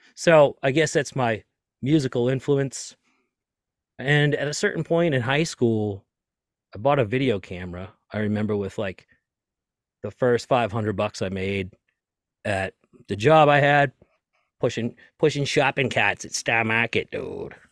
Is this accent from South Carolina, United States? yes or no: no; Lynn, Massachusetts, United States; I grew up in Lynn, Massachusetts, just north of Boston, right next to Salem